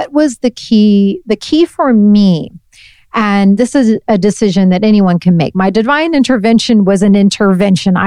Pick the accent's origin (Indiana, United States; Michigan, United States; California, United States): Indiana, United States; Northeast; moved away; also born or lived in Brooklyn; I'm from Northeast Indiana